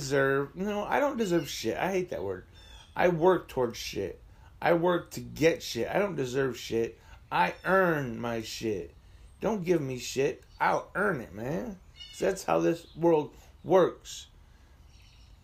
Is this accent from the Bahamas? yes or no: no; Asheville, New York, United States; moved away as an adult; also born or lived in Erie / Buffalo / Baltimore / New Jersey; now in Jamestown, United States; My hometown is Asheville, New York, which is about 10 miles. Well, the house I grew up in is 10 miles to the southwest